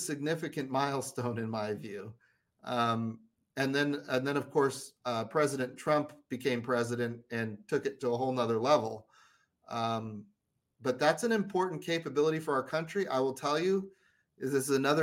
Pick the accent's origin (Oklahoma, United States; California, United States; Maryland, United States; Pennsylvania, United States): Oklahoma, United States; I come from Oklahoma, a lot of rural Oklahomans